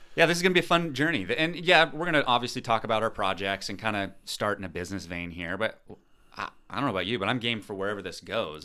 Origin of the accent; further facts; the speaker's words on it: Pacific Northwest, United States; moved away as an adult; also born or lived in San Diego; we're from the Pacific Northwest